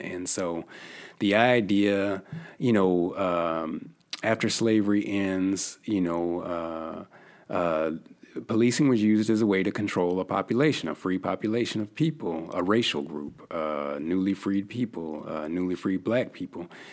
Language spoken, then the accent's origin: English; Yakima, Washington, United States; moved away as an adult; also born or lived in Missouri; I'm originally from the Northwest. I come from a small city called Yakima, Washington